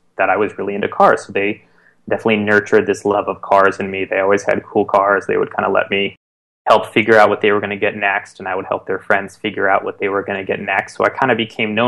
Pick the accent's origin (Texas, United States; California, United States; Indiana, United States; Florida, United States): California, United States; East Bay, San Francisco Bay Area; I grew up in the East Bay of San Francisco Bay Area